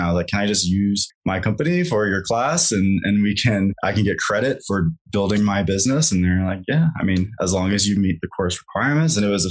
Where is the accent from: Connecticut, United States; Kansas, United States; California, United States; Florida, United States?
Kansas, United States; moved away as an adult; now in Colorado, United States; I grew up in Kansas